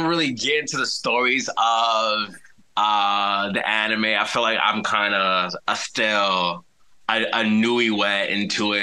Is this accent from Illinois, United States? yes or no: yes; Chicago, Illinois, United States; I'm from Chicago, the south side of Chicago